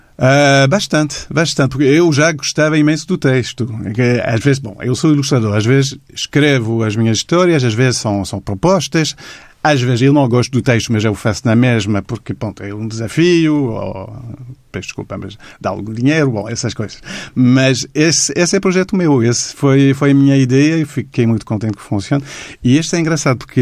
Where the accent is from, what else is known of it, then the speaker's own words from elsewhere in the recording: Montreal, Quebec, Canada; Portuguese is a second language; moved away as an adult; now in Lisbon, Portugal; eu sou de Montreal, no Canadá